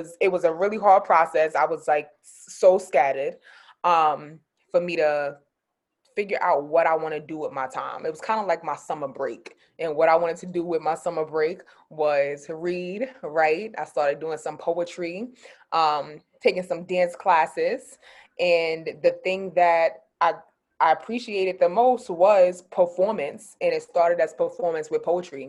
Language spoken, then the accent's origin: English; New York City, New York, United States; also born or lived in San Diego; I'm from Queens. I'm from Far Rockaway, Queens, New York.